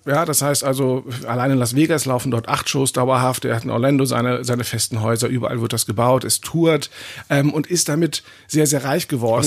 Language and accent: German; Germany; bei uns in Deutschland